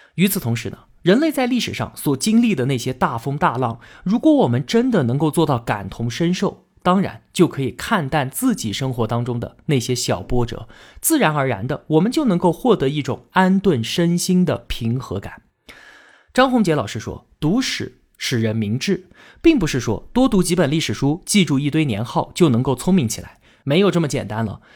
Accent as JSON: {"language": "Chinese", "country": "China", "said": "我们中国人"}